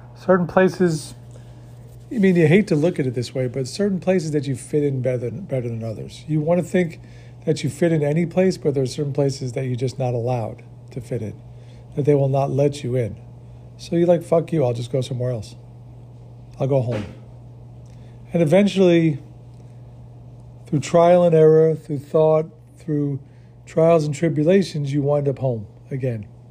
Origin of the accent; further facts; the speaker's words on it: New York, United States; moved away; I grew up in New York